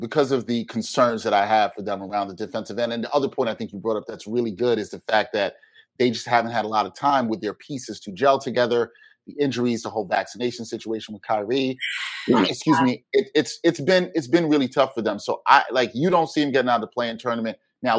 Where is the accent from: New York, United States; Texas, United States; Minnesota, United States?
New York, United States; New York City; I am from Brooklyn, but I grew up a Knicks fan.